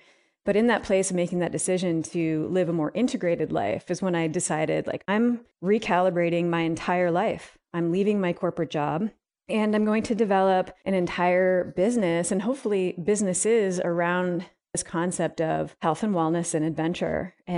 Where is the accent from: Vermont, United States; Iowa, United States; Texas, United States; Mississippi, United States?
Vermont, United States; So I grew up in Northern Vermont and I was in a really rural area in the Northeast Kingdom.